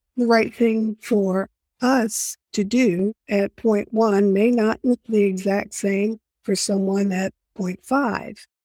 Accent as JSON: {"language": "English", "town": "New York City", "region": "New York", "country": "United States", "tie": "born or raised there", "said": "I was born and raised in New York City"}